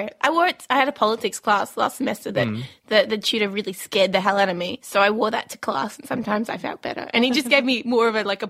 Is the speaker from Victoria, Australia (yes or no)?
yes; Victoria, Australia; My mum and dad, we were in Queensland. We're from Victoria, so Queensland's a long way away.